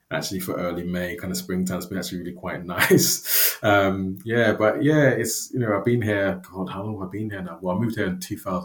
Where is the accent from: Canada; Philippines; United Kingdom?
United Kingdom; London; moved away as an adult; now in Aberdeen, United Kingdom; But I'm a Londoner at heart as well.